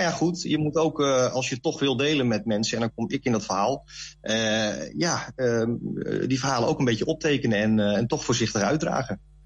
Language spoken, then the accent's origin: Dutch; Leeuwarden, Friesland, Netherlands; moved away as an adult; now in Zwolle, Netherlands; Ik ben dus van oorsprong een Fries. Ik ben geboren in Leeuwarden